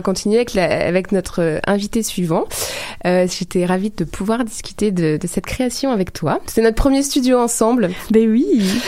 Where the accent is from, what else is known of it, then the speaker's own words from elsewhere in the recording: France; je suis française